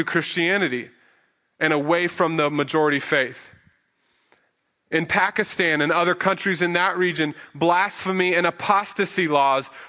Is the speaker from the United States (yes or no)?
yes; Midwest, United States; moved away; We come from the Midwest, and if you hear an alarm, that means, or a siren, that means go run to the basement because there's a tornado